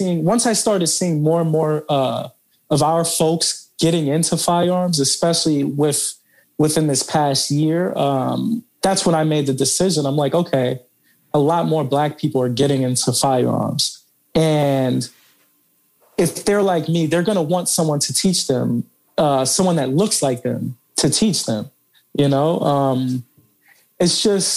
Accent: New York City, New York, United States; now in Texas, United States; I moved from New York City to Texas, and you know, growing up in New York City

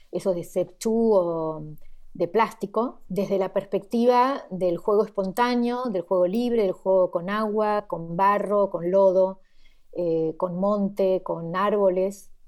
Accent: Argentina; moved away; nací en la Argentina

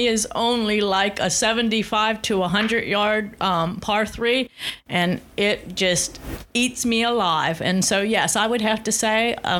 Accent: McConnellsburg, Pennsylvania, United States; Yes, originally? I'm from McConnellsburg.

